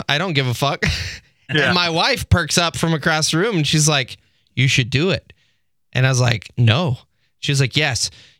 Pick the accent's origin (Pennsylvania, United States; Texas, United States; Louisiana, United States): Texas, United States; moved away as an adult; now in Michigan, United States; I moved up here from Texas. As most people know, I'm originally from Texas.